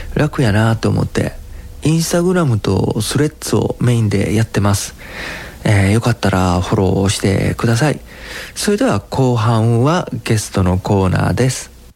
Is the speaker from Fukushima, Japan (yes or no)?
no; Osaka, Japan; 俺大阪人